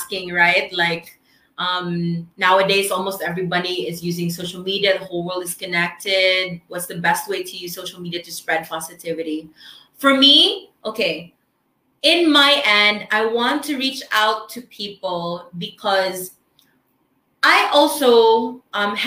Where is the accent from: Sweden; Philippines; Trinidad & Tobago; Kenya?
Philippines; first language Filipino; English is a second language; as a Filipino